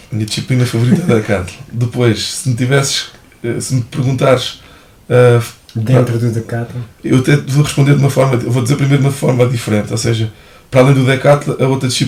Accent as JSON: {"language": "Portuguese", "town": "Almeirim", "region": "Santarém District", "country": "Portugal", "tie": "born or raised there", "also_born_or_lived": "Santarém / Lisbon", "said": "O meu pai era, era de Santarém, minha, do lado da minha mãe éramos de Abrantes. Um, e nasci em Santarém e vivi em Santarém até aos 5 anos. Ok. Pronto, depois desde aí vivi em Almeirim até aos meus"}